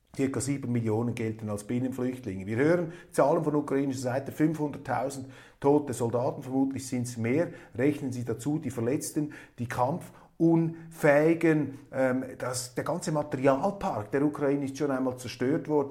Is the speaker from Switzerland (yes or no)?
yes; Switzerland; als Schweizer